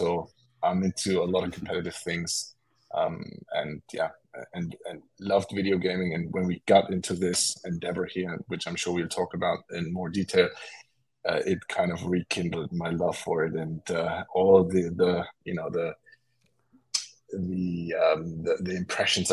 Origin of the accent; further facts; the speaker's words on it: Germany; I was born and raised in Germany